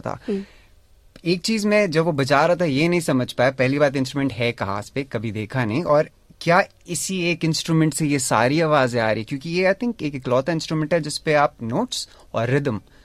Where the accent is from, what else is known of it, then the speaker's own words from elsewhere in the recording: Dehradun, Uttarakhand, India; now in Melbourne, Australia; मैं देहरादून से हूँ इंडिया में